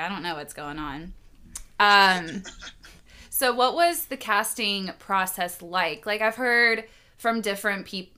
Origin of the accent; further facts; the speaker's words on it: Louisville, Kentucky, United States; now in Atlanta, United States; we're both from Louisville